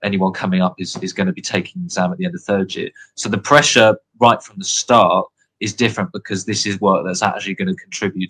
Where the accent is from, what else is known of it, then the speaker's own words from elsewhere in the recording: United Kingdom; moved away as an adult; now in Oxford, United Kingdom; I'm British